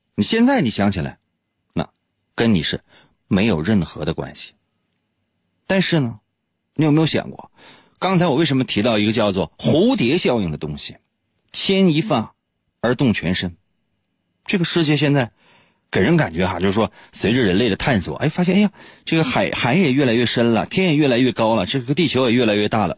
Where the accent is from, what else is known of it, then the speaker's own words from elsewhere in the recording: Shenyang, Liaoning, China; 就是在我们东北，或者说是在沈阳